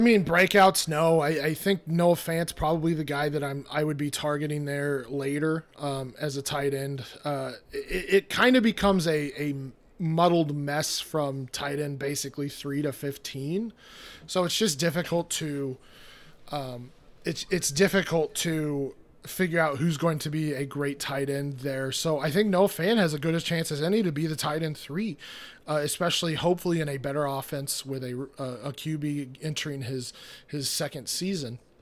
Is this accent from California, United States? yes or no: no; Fort Collins, Colorado, United States; now in St. Louis, United States; I grew up in Colorado. Um, I was raised in Fort Collins, Colorado, so kinda, I mean, I'm, I'm a Colorado guy through and through